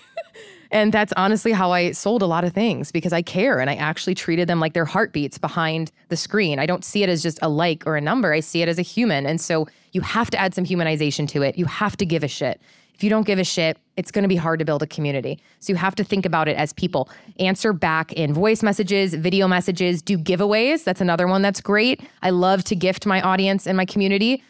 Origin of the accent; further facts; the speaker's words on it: Midwest, United States; moved away; I'm from the Midwest.